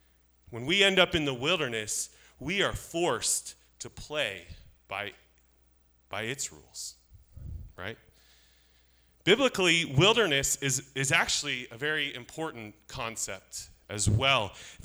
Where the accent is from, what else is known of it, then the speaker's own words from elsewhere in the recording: Alaska, United States; moved away; I grew up in Alaska